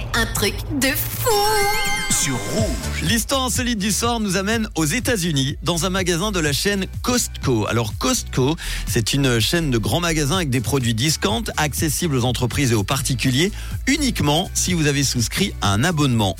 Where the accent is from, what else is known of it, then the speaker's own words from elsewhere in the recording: Switzerland; chez nous en Suisse